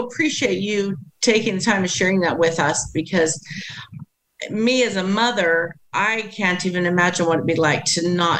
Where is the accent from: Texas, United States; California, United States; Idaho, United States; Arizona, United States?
Idaho, United States; we're from Idaho, we know what the winters are like